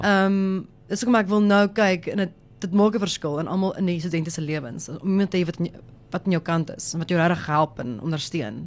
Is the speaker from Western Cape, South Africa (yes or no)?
no; Johannesburg, Gauteng, South Africa; ek kom van Johannesburg af, so daar's dit maar meer Engels.